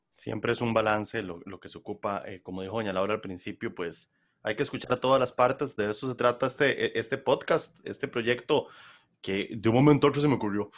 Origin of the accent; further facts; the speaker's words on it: Costa Rica; como costarricenses